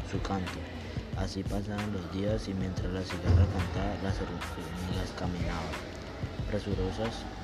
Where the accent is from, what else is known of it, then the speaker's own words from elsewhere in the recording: Cali, Valle del Cauca, Colombia; tengo 14 años, soy de Cali, estoy en el Colegio Santisal de Hungría